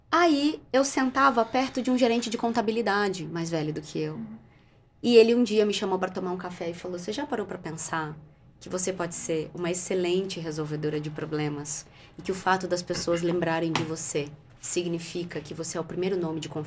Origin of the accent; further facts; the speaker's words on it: Barbacena, Minas Gerais, Brazil; Quando eu era criança pequena lá em Barbacena, eu ficava muito brava porque as pessoas me procuravam no trabalho só para me dar problema.